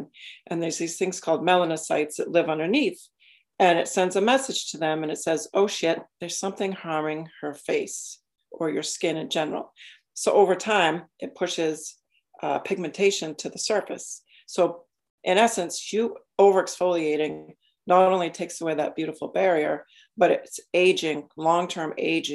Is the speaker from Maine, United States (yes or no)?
yes; Maine, United States; I grew up in Maine.